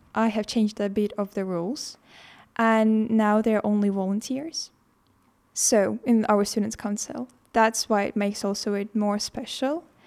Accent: Estonia; from Estonia

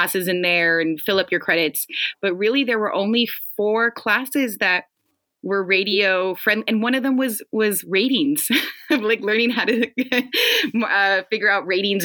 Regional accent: Los Angeles, California, United States; I'm born and raised in the Valley

